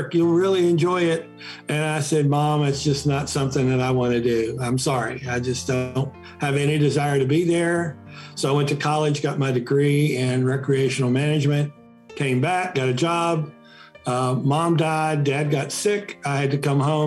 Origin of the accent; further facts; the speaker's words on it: Romney, West Virginia, United States; I grew up in Romney, West Virginia, where the West Virginia School for the Blind is located